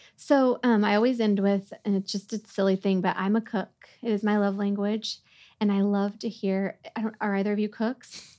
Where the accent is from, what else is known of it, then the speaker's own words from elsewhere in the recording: Oklahoma, United States; now in Dallas, United States; I'm from Oklahoma